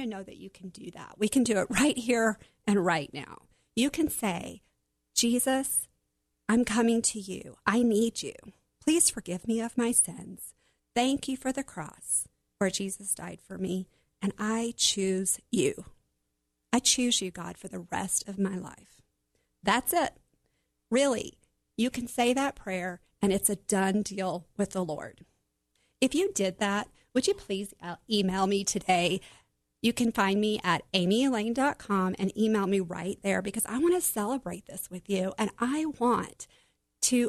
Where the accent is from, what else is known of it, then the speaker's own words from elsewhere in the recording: Oklahoma, United States; Growing up in Oklahoma, we had a pool in our backyard